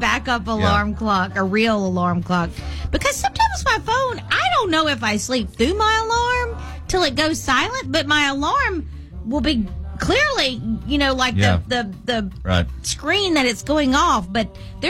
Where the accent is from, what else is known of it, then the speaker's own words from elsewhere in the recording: Mississippi, United States; All right, so I'm from Mississippi